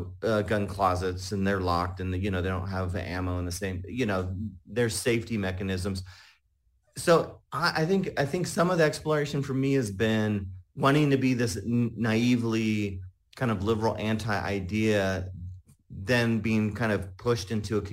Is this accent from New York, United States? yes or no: no; Salinas Valley, California, United States; moved away; also born or lived in Utah; I grew up mainly in California in a rural community there in the Salinas Valley